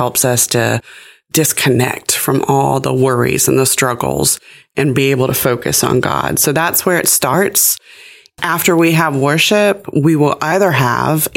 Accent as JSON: {"language": "English", "area": "Gadsden County", "region": "Florida", "country": "United States", "said": "I'm from Gadsden County. It's my home"}